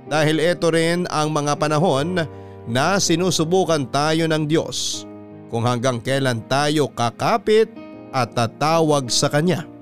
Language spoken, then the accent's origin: Tagalog; Mexico, Central Luzon, Philippines; Tubong Mexico, Pampanga po ako papadudot at lumaking kasakasama ang nanay Mandy ko noon.